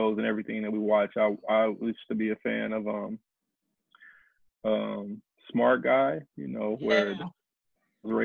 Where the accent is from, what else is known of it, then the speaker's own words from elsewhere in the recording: St. Louis, Missouri, United States; I'm from St. Louis, Missouri